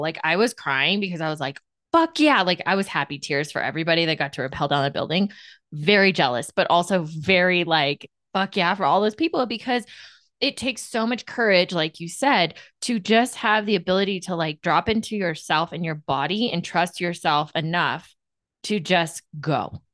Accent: Colorado, United States; moved away; also born or lived in Southern California; I grew up in Colorado

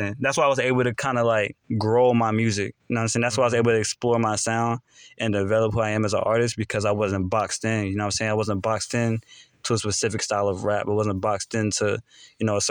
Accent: Charlotte, North Carolina, United States; also born or lived in Concord, North Carolina; I was born in Concord, raised in East Charlotte

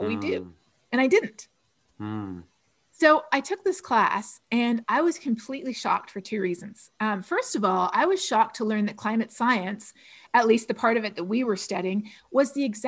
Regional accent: Canada; I'm Canadian

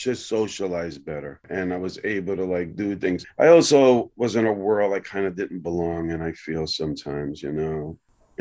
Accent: New York City, New York, United States; I grew up on the Lower East Side of Manhattan

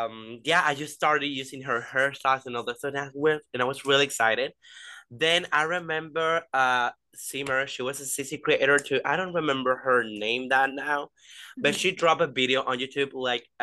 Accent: Venezuela; I'm from Venezuela. So yeah, I'm from Latin, like South America.

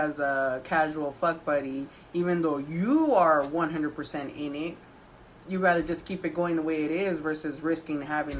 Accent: United States; I'm first generation Chicana because my parents are both Mexicans.

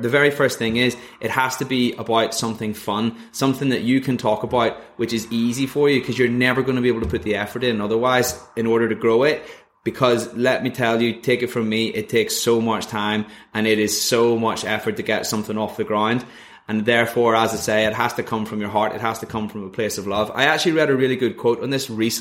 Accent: Northern Ireland, United Kingdom; moved away as an adult; also born or lived in Leeds; I'm originally from Northern Ireland.

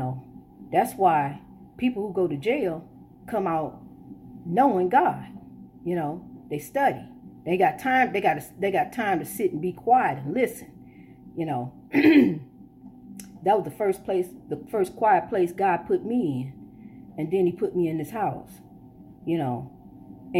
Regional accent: Illinois, United States; now in Florida, United States; We were born here, but our ancestors were not from here

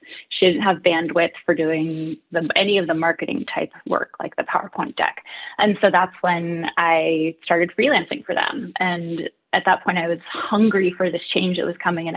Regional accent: Nevada City, California, United States; moved away as an adult; also born or lived in Boston / San Francisco; now in Seattle, United States; tried moving to my hometown of Nevada City, California for a year

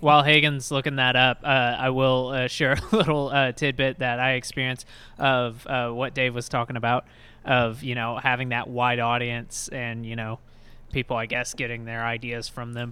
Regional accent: Texas, United States; I'm from Texas

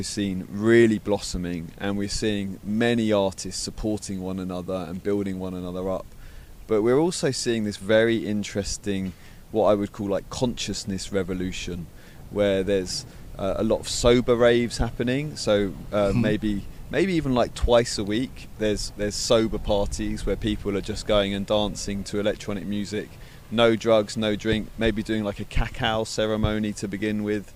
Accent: London, United Kingdom; moved away as an adult; now in Brighton, United Kingdom; I grew up in London. I spent the first 20 years of my life in London

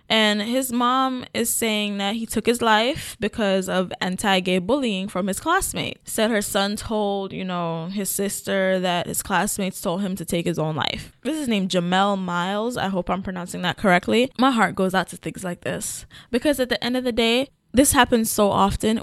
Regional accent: Kingston, Jamaica; moved away; also born or lived in Portland, Jamaica; But I grew up in Kingston

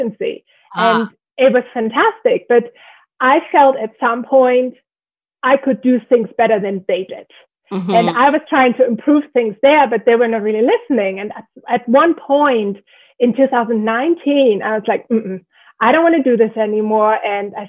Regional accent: Germany; moved away as an adult; also born or lived in Ireland; now in Northern Virginia, United States; I live in Northern Virginia, and I'm actually born and raised in Germany. I came to the US about 15-ish years ago after a little stint in Ireland.

